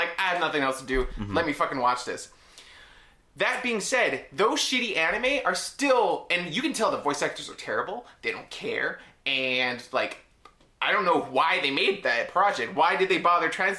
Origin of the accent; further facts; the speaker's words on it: New York, United States; the school that was geographically furthest from my home. And that... within New York State lines